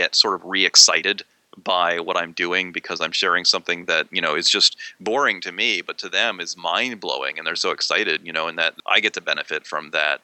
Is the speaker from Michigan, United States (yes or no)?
no; Maryland, United States; born or raised there; now in Pennsylvania, United States